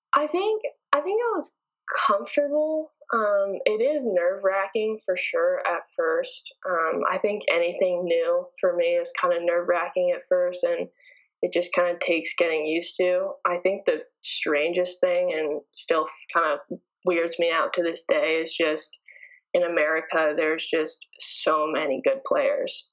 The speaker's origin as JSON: {"language": "English", "country": "Canada", "moved": "as an adult", "said": "I'm from Canada"}